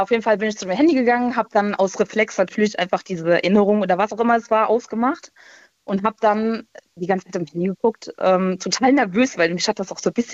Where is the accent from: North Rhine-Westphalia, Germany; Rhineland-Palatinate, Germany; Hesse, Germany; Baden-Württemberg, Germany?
Rhineland-Palatinate, Germany; moved away; Äh, aus der Ecke von Koblenz.